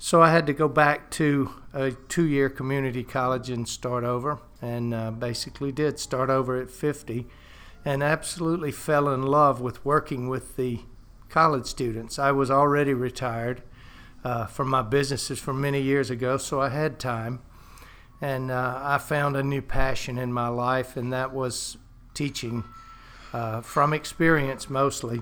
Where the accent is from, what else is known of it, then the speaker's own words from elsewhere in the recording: Hattiesburg, Mississippi, United States; now in Panama City, United States; I grew up in Mississippi, in Hattiesburg, Mississippi.